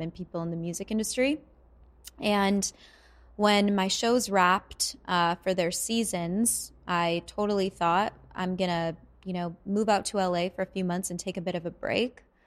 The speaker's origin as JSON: {"language": "English", "town": "Vancouver", "region": "British Columbia", "country": "Canada", "moved": "yes", "said": "I'm from Vancouver"}